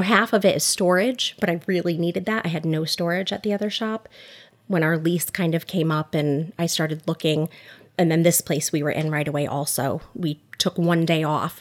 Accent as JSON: {"language": "English", "town": "Oxford", "region": "Connecticut", "country": "United States", "tie": "born or raised there", "also_born_or_lived": "Newtown, Connecticut / Southbury, Connecticut", "said": "We live in Southbury with our two boys, but I grew up in Oxford, Connecticut, went to Seymour High School"}